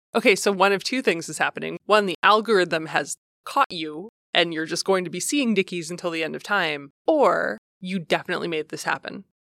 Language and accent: English; Ohio, United States; I grew up in Ohio